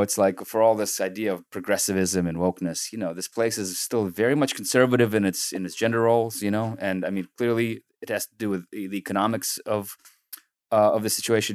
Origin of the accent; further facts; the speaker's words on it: San Francisco, California, United States; also born or lived in Soviet Union; growing up in San Francisco, you know, we came in nineteen ninety, and growing up, growing up here